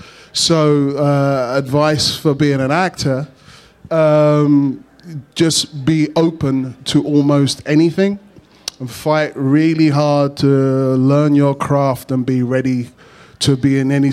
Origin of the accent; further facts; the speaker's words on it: London, United Kingdom; I grew up in London, and there was a lot of race issues to do with growing up in London